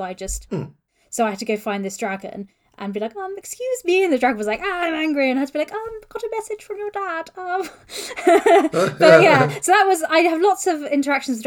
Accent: Wales, United Kingdom; I'm from Wales

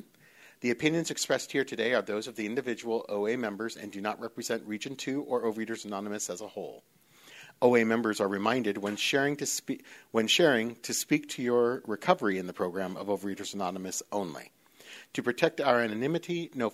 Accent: Northern California, United States; moved away as an adult; now in Los Angeles, United States; I was born and raised in Northern California

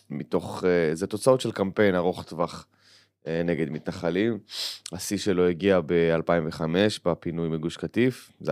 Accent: Kiryat Arba, Judea and Samaria, Israel; כשגדלנו בקריית ארבע, כן, חד משמעית.

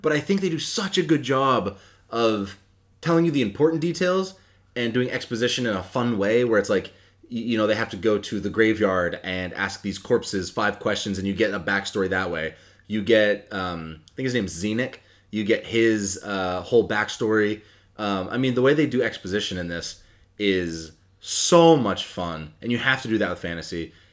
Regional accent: Hampden, Maine, United States; I grew up in the town next to Bangor. I grew up in Hamden

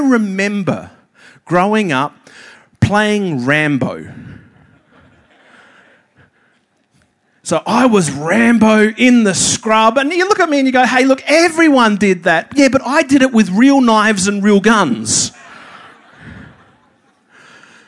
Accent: Pinnaroo, South Australia, Australia; moved away as an adult; now in Adelaide, Australia; I was born in the Pinneroo Soldiers Memorial Hospital

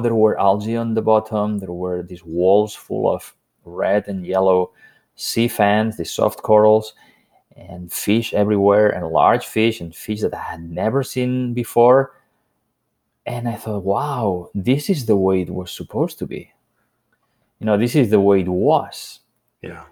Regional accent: Spain; moved away; I grew up on the Mediterranean coast of Spain

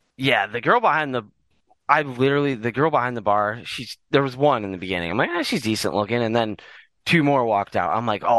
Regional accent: Wisconsin, United States; I'm from Wisconsin.

